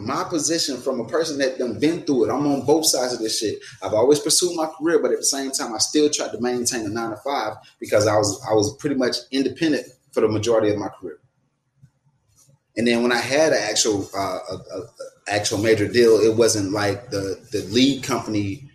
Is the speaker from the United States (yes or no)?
yes; Atlanta, Georgia, United States; moved away; also born or lived in Florida; I ain't from Florida. I'm from Atlanta. I'm from Georgia.